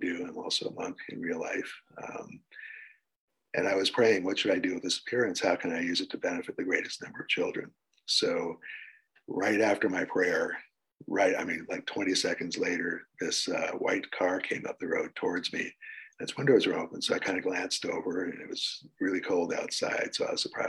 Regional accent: New York City, New York, United States; moved away as an adult; also born or lived in Connecticut; now in North Pole, United States; I came from the Northeast. I grew up over there, mostly in New York City and also parts of Connecticut

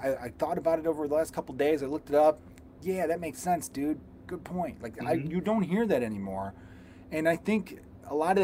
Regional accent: United States; I am American

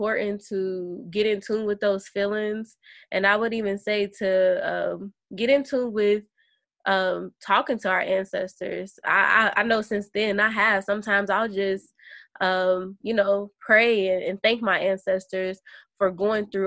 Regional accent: Kentucky, United States; moved away as an adult; now in San Diego, United States; I'm from Kentucky

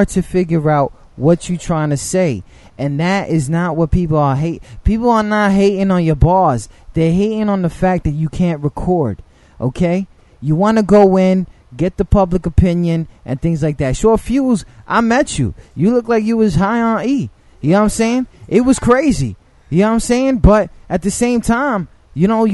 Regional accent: New York City, New York, United States; I'm from the Bronx, too

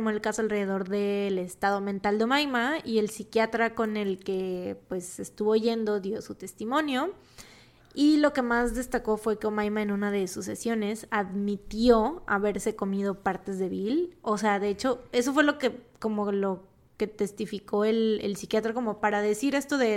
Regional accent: Veracruz, Mexico; somos de Veracruz

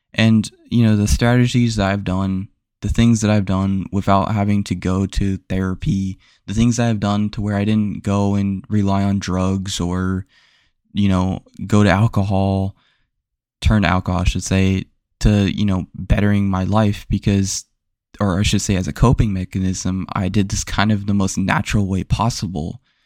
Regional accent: Florida, United States; where I grew up, I grew up in Florida

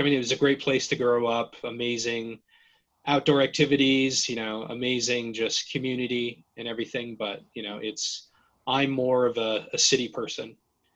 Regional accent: Gardnerville, Nevada, United States; moved away as an adult; I grew up in a very, you know, small town at the base of Lake Tahoe called Gardnerville, Nevada

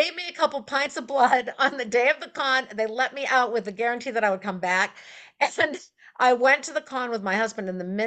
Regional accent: Maine, United States; I grew up in Maine.

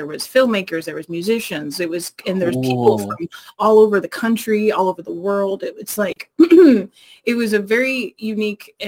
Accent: Bay Area, California, United States; I'm from the Bay Area originally

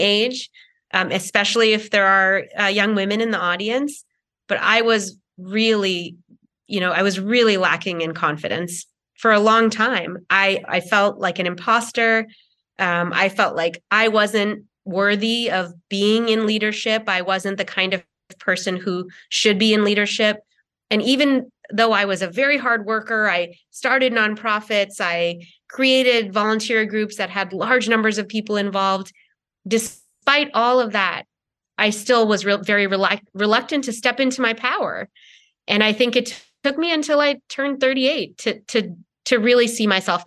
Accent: a suburb outside of Boston, Massachusetts, United States; also born or lived in Kerala, India; now in Los Angeles, United States; I moved from India to America as a young child, and I mostly grew up in a suburb outside of Boston

